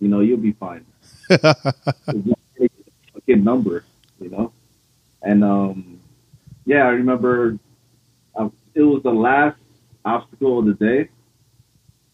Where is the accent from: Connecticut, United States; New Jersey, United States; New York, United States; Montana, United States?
New Jersey, United States; Paterson; moved away as an adult; Originally from Paterson, New Jersey